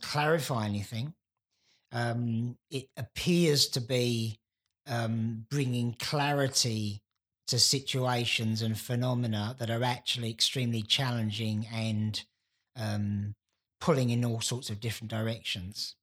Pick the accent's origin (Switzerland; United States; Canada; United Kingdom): United Kingdom; London; the place I was born in London